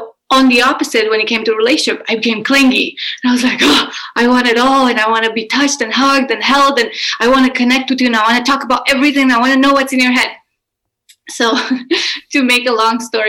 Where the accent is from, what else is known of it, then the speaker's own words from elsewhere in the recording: Romania; I am Romanian and I grew up in Romania.